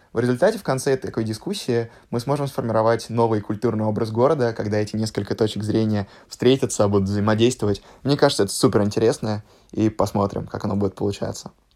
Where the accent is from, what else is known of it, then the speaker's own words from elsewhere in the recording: Moscow, Russia; Я родился и вырос в Москве